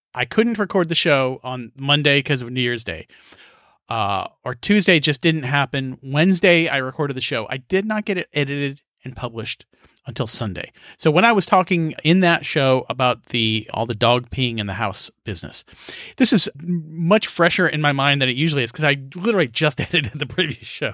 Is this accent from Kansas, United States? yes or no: yes; rural Kansas, United States; as a kid in Kansas, growing up in Kansas, where you had to make your own fun.